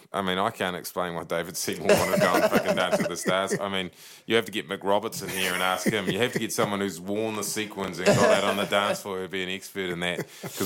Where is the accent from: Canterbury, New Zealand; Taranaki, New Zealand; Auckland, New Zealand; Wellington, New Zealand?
Taranaki, New Zealand; I'm from Taranaki.